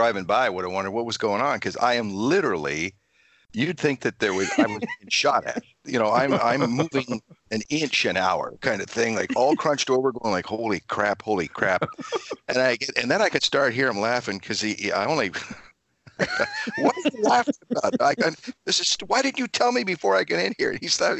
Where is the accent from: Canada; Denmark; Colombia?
Canada; I'm Canadian from up here.